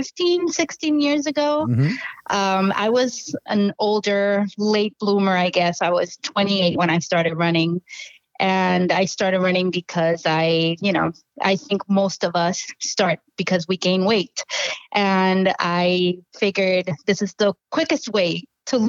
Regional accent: Puerto Rico; moved away as an adult; now in New York, United States; I was born in New York, mm-hmm. where I currently live. And then I moved to Puerto Rico when I was 5. So I grew up there. And high school was back in Puerto Rico as well.

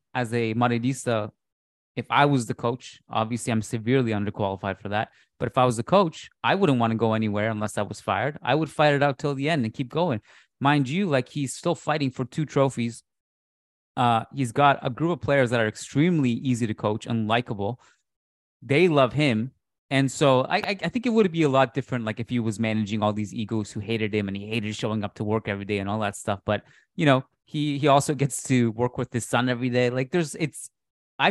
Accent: Canada; as a Canadian

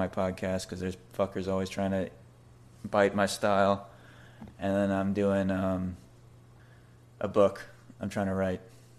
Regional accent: Cocoa Beach, Florida, United States; moved away as an adult; now in Tampa, United States; Yeah, so I'm out of Tampa right now. I grew up in Cocoa Beach.

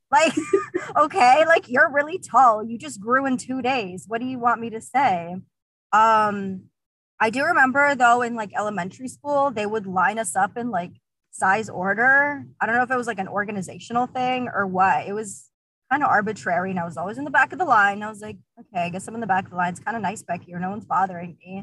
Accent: Uzbekistan; now in South Florida, United States; I'm originally from Uzbekistan

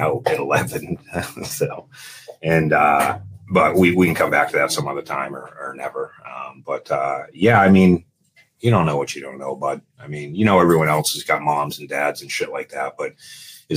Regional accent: Dover, New Hampshire, United States; I'm actually a New Hampshire kid. So I grew up in Dover, New Hampshire

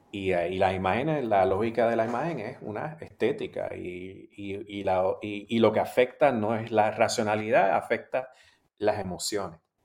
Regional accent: Puerto Rico; moved away as an adult; also born or lived in Australia; yo soy puertorriqueño y soy caribeño y latinoamericano

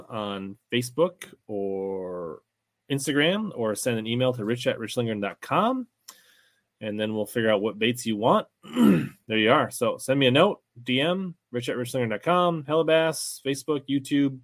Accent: Minnesota, United States; I am from Minnesota, still live in Minnesota. I live in Lakeville, Minnesota

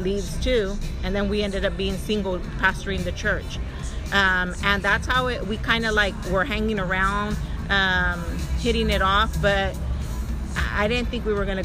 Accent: Bakersfield, California, United States; East Side Bakersfield. I'm from the East Side. You know, so I grew up in the hood

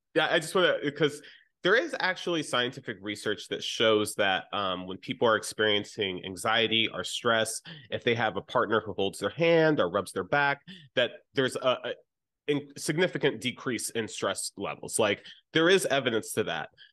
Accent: United States; my experience as an American

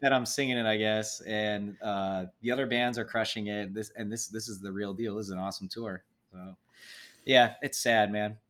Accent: Midwest, United States; we're all from the Midwest

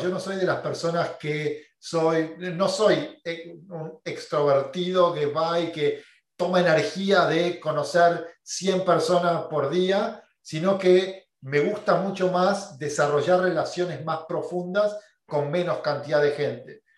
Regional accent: Buenos Aires, Argentina; moved away as an adult; now in United States; creciendo en Buenos Aires, en Argentina, cuando terminé la universidad no pude conseguir trabajo

